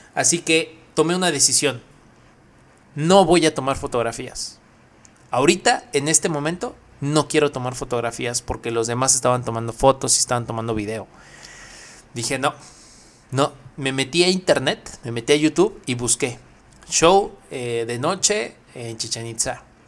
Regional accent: Mexico; es un orgullo decir que somos mexicanos

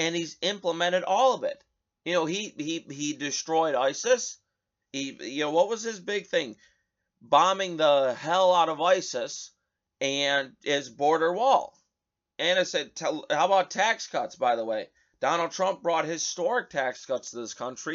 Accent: United States; we, as the American people

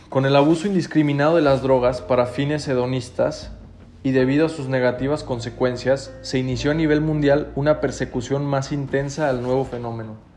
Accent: Mexico; podemos salir adelante todos juntos como mexicanos

